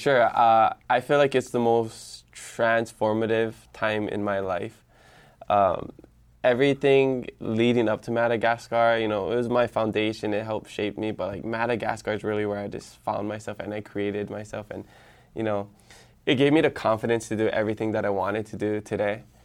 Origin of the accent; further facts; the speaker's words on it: Hawaii Island, United States; first language Hawaiian; English is a second language; also born or lived in Hilo; for middle school and high school, I went to Kekula Onava Hill Colonial Pool in Kael on, um, Hawaii Island